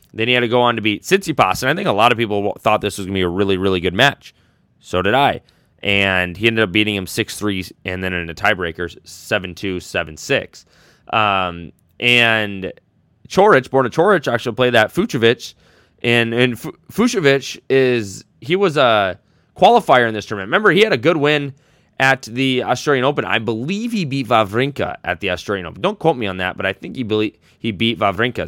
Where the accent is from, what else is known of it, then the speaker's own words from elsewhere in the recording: United States; accent: American; my English accent, American accent